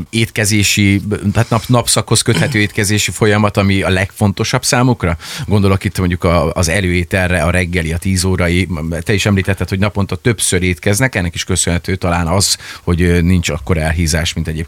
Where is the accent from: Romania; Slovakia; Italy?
Italy; Hungarian is a second language; Már azért mondom, hogy olasz vagyok